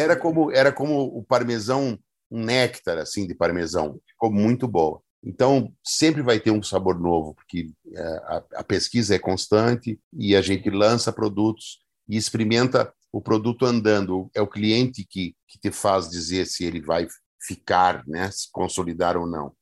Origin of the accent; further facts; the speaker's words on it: Gaúcho, Rio Grande do Sul, Brazil; eu acho que eu sou gaúcho